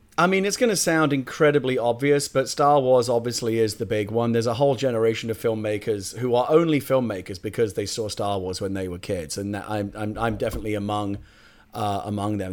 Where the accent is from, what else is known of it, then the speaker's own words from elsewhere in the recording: United Kingdom; I'm a Brit